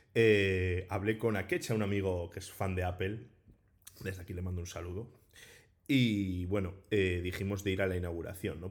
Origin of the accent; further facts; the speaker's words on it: Bilbao, Basque Country, Spain; soy de Bilbao